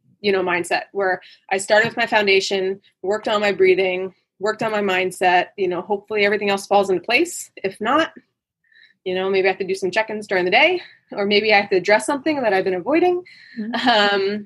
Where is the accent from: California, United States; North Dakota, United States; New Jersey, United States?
New Jersey, United States; moved away; I'm from the East Coast and I'm from New Jersey